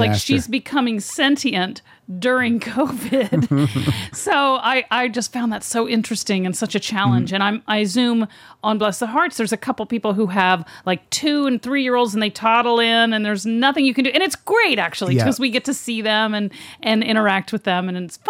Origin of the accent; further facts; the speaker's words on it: Texas, United States; I'm from Texas.